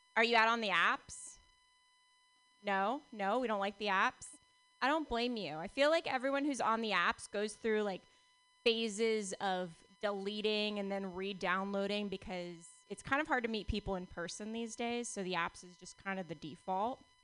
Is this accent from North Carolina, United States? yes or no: no; Palo Alto, California, United States; growing up in Palo Alto